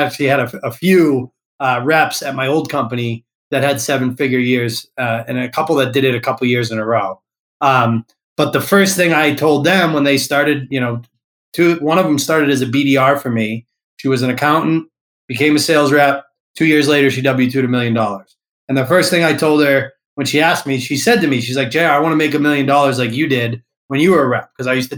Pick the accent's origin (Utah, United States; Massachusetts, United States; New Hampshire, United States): Massachusetts, United States; I grew up in Massachusetts